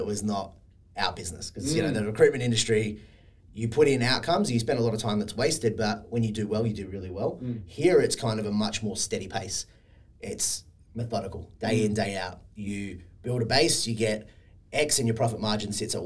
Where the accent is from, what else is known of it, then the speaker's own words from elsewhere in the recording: Sydney, New South Wales, Australia; moved away as an adult; also born or lived in Perth; I'm from Sydney, but was living in Perth at the time. Always wanted to come home